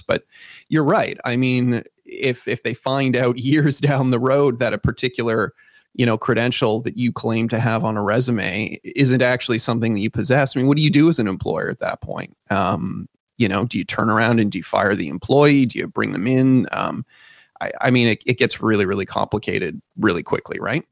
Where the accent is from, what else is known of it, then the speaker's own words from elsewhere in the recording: Canada; we're Canadian